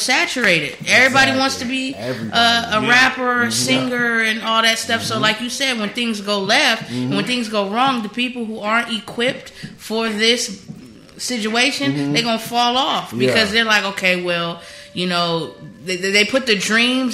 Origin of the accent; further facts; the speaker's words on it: San Diego, California, United States; moved away; I'm from Cali. I'm a Cali baby. I'm from San Diego.